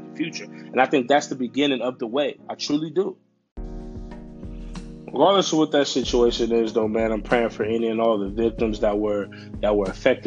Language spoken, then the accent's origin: English; United States; as an American citizen